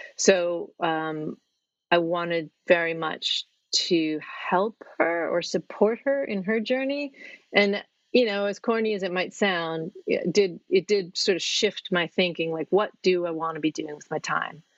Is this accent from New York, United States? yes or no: yes; New York, United States; moved away as an adult; now in Norwich, United Kingdom; I'm from New York